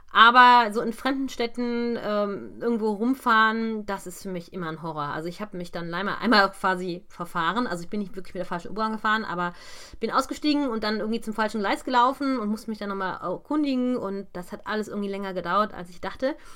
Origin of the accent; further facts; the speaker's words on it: Krefeld, North Rhine-Westphalia, Germany; Also aus meiner Heimatstadt